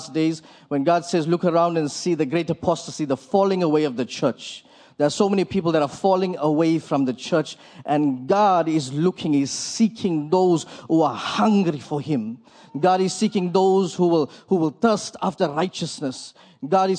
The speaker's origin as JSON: {"language": "English", "town": "Port Elizabeth", "region": "Eastern Cape", "country": "South Africa", "said": "We are from Port Elizabeth, South Africa."}